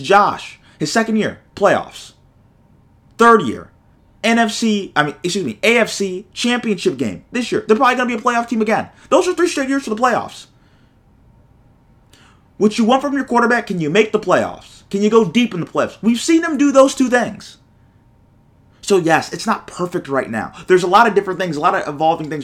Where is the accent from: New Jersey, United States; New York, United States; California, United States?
New York, United States; Buffalo; I'm from Buffalo